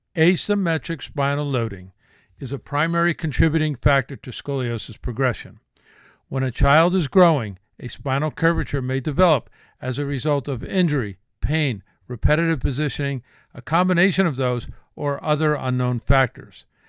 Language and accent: English; New Jersey, United States; I grew up in New Jersey